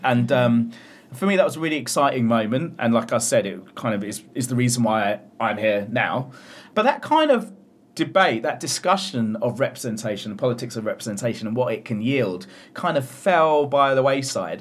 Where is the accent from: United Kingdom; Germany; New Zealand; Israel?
United Kingdom; as a British Asian or, you know, someone South Asian origin, born in Britain